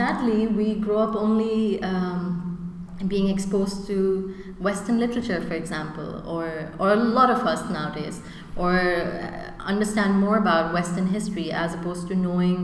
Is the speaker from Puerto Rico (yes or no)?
no; United Arab Emirates; I'm half Indian, half Pakistani. I've grown up in the UAE